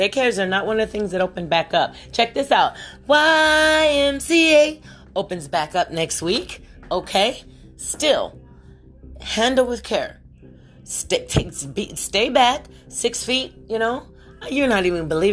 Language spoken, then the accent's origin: English; West Virginia, United States; moved away; also born or lived in Ohio; I'm from Ohio. I don't know why I say this, because I was brought up prior to Ohio. We were lived in West Virginia